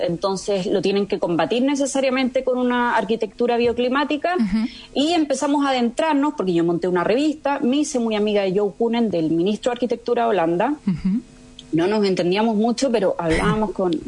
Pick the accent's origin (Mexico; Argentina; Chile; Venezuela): Chile; moved away as an adult; also born or lived in Spain / France / Amsterdam, Netherlands; soy chilena, pero me fui a vivir muy chica a España a los 18 años